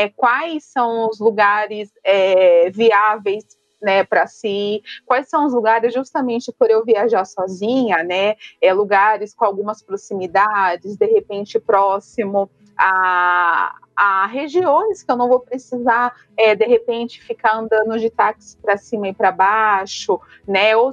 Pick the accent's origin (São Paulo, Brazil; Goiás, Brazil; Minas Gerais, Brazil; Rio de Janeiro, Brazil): São Paulo, Brazil; moved away as an adult; now in Curitiba, Brazil; eu moro hoje em Curitiba, mas sou de São Paulo, já faz alguns aninhos que eu estou morando por aqui.